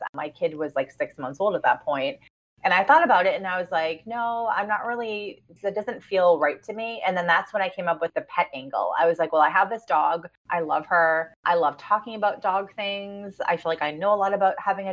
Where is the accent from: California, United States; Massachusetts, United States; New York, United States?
Massachusetts, United States; Boston; I'm from Boston